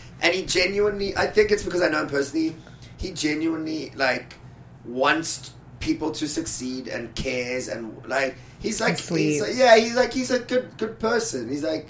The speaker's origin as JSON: {"language": "English", "country": "South Africa", "moved": "yes", "lives_now": "Los Angeles, United States", "said": "I come from South Africa."}